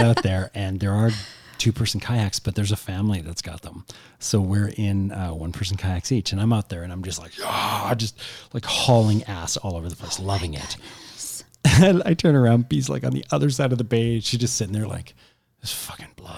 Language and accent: English; Canada; we're Canadian